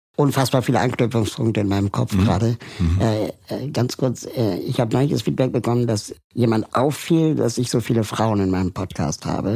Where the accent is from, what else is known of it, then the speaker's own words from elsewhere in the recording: Berlin, Germany; Ich bin ja aber in Westberlin aufgewachsen